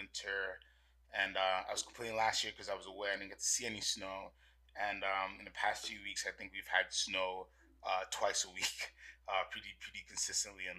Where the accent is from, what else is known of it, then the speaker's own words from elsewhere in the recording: U.S. Virgin Islands; I'm originally from St. Thomas in the Virgin Islands, born and raised